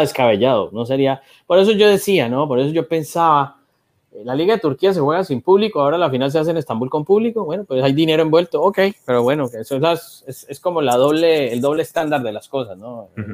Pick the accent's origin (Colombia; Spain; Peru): Colombia; Cali, Valle del Cauca; yo que soy de Cali